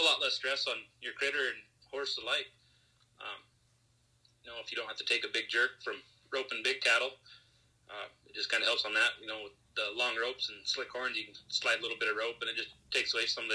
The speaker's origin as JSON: {"language": "English", "region": "South Dakota", "country": "United States", "said": "I'm originally from South Dakota"}